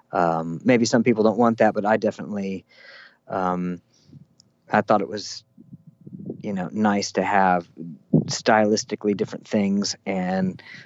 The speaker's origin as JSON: {"language": "English", "region": "Nebraska", "country": "United States", "tie": "born or raised there", "also_born_or_lived": "Spain", "moved": "yes", "lives_now": "Nashville, United States", "said": "I was here in Nashville and just had memories of growing up in Nebraska"}